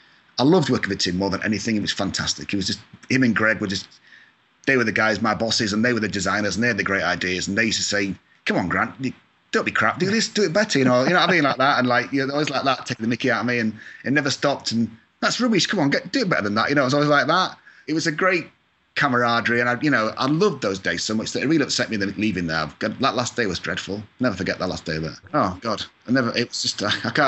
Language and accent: English; Scotland, United Kingdom; now in Agoura Hills, United States; I'm from Scotland, so I've got a couple of my cousins are in Scotland